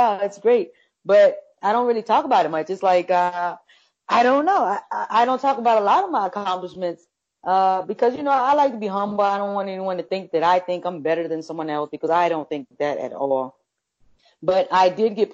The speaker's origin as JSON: {"language": "English", "town": "Fort Myers", "region": "Florida", "country": "United States", "tie": "born or raised there", "moved": "as an adult", "lives_now": "Washington, D.C., United States", "said": "I grew up in Fort Myers"}